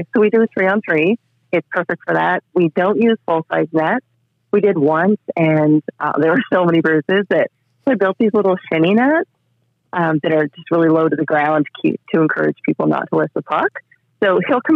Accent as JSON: {"language": "English", "town": "Durham Bridge", "region": "New Brunswick", "country": "Canada", "said": "I'm from Durham Bridge, which is just outside Fredericton, New Brunswick, up here in Canada"}